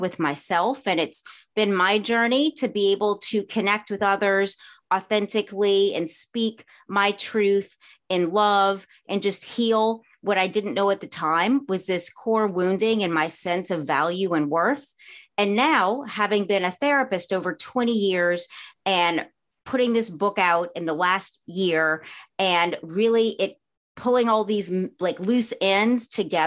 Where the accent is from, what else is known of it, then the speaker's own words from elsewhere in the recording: the South, United States; moved away as an adult; also born or lived in New Orleans / Los Angeles; Having been born and raised in the South